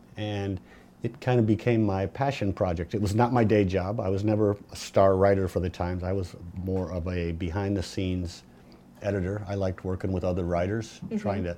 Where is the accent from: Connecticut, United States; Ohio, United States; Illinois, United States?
Illinois, United States; Peoria; moved away as an adult; also born or lived in Missouri / Colorado / upstate New York / Pasadena, California; now in Los Angeles, United States; Was at Steak and Shake on North Adams Street in the industrial core of Peoria, Illinois, my hometown.